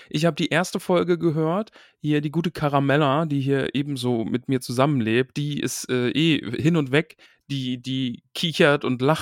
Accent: North Rhine-Westphalia, Germany; ich bin auch, ich bin aus dem Ruhrpott, äh, liebe Grüße an Max, haha.

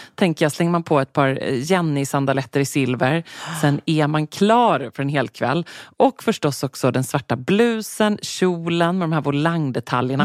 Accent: Sweden; jag var den enda svensk där inne

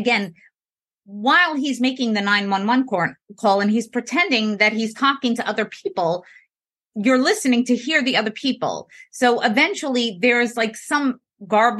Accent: New York, United States; So I'm from New York. I tend to speak fast

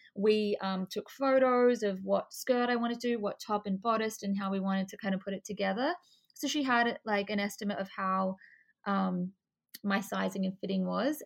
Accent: Adelaide, South Australia, Australia; moved away as an adult; also born or lived in Melbourne, Australia; now in Miami, United States; I'm originally from Adelaide, and then um, I started modeling when I was like 14, and then at 18, I decided I wanted to go to Melbourne

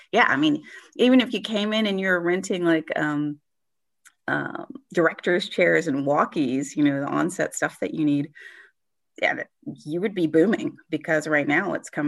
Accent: Mississippi, United States; I didn't originate here in Mississippi, but I've been here most of my life.

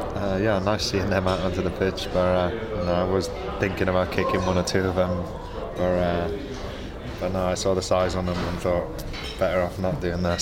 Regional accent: Welsh, Wales, United Kingdom; being Welsh is sort of bred into you

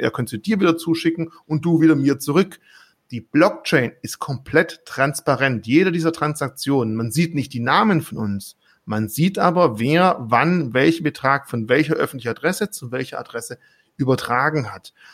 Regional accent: Swabia, Baden-Württemberg, Germany; als Schwabe

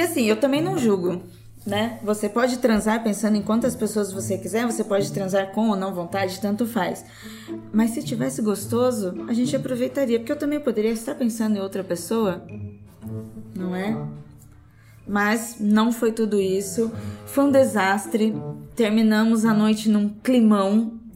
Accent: Brazil; somos brasileiros

